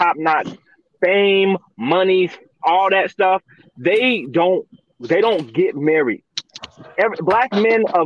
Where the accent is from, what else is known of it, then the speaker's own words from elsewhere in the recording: Minnesota, United States; I'm from Minnesota